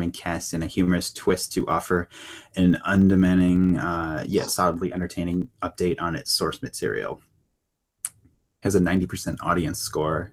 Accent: Chicago, Illinois, United States; a Chicagoan

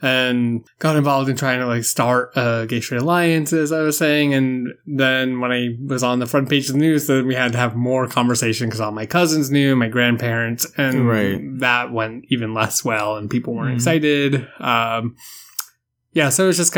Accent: South Shore of Boston, near Plymouth, Massachusetts, United States; I grew up just south of Boston. So that's where I've been basically all my life.

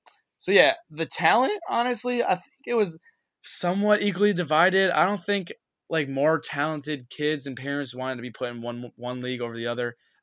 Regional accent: Norwalk, Connecticut, United States; I'm from Norwalk, Connecticut, which is down in like Fairfield County, next to Stanford and Bridgeport.

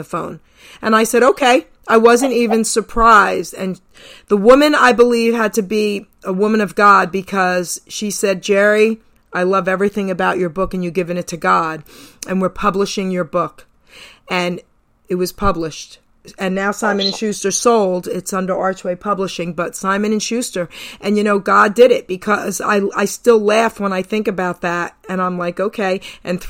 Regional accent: New York City, New York, United States; now in New Jersey, United States; I'm born and raised in Long Island City, New York. I'll always be a New Yorker.

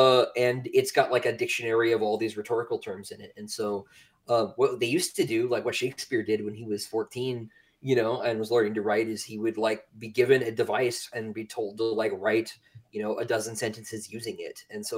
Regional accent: Raleigh, North Carolina, United States; born there; accent: Southern; I was born in Raleigh, still live here. Don't plan on going anywhere. Some people will say that's not really the South.

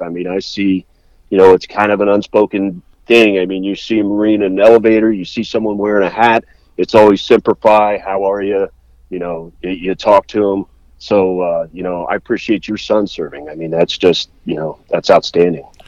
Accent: Worthington, Ohio, United States; I grew up in the Columbus area, so I grew up in um, up in Worthington and I went to high school, Worthington High School

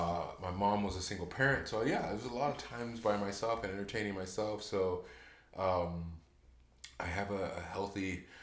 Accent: Orange County, California, United States; moved away as an adult; also born or lived in Heidelberg, Germany / Chicago; now in Georgia, United States; I grew up in Orange County, California, okay. which it's Disneyland, basically.

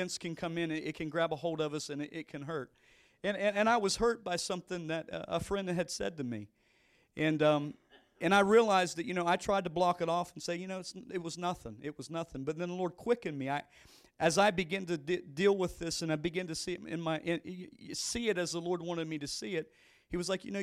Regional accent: West Virginia, United States; moved away; I grew up in West Virginia

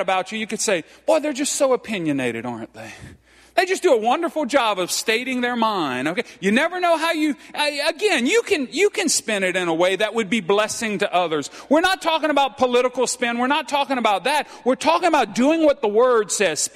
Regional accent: Cajun, Louisiana, United States; I'm Cajun

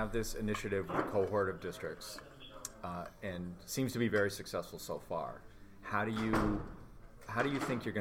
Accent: Maine, United States; We are from Maine

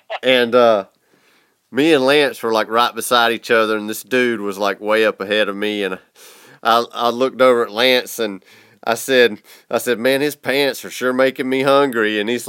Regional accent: the South, United States; He could tell I was from the South by the way I talk.

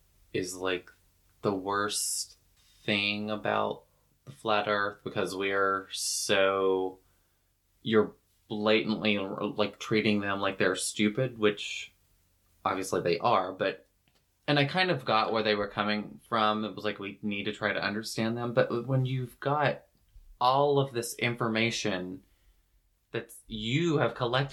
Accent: the South, United States; I'm from the South where that runs rampant

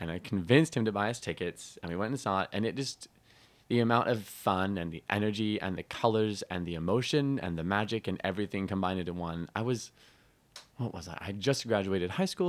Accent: Utah, United States; also born or lived in Tucson, Arizona; And when I was about 9, 10, I moved to Utah.

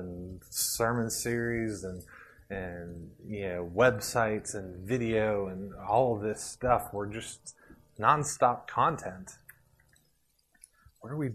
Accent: Puerto Rico; moved away; I grew up in Puerto Rico with a cow pasture around us

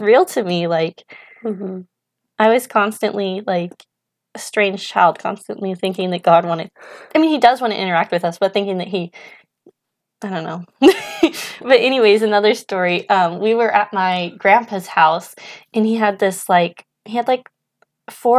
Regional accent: Idaho, United States; moved away as an adult; also born or lived in Spokane, Washington; we're from Idaho, kind of like the central part, like east of stuff Lewiston. We kind of just grew up along the Clearwater River

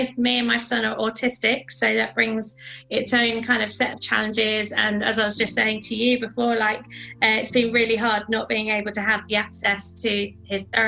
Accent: London, United Kingdom; I grew up in South London with my family

